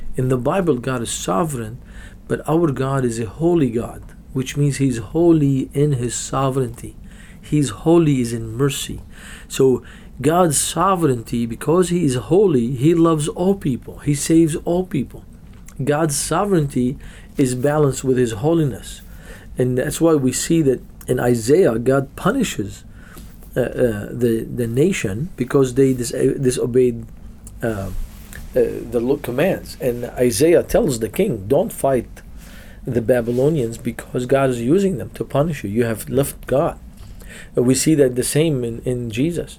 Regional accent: Beirut, Beirut Governorate, Lebanon; I was born and raised in Beirut, Lebanon

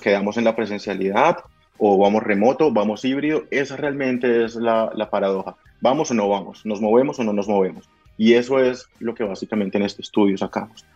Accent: Bogotá, Colombia; moved away; yo soy de Bogotá, en Colombia

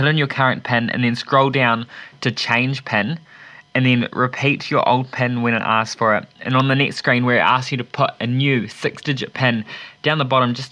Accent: Wellington, New Zealand; I'm from Wellington

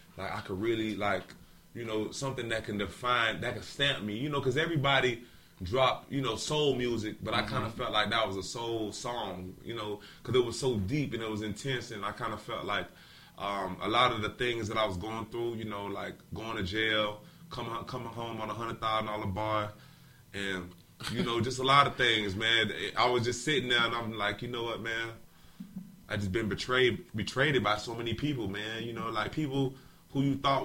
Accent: Miami Gardens, Florida, United States; also born or lived in Louisiana; born and raised Miami Gardens.

